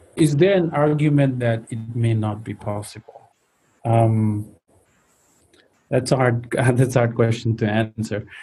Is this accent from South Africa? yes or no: no; Nepal; so I grew up in Nepal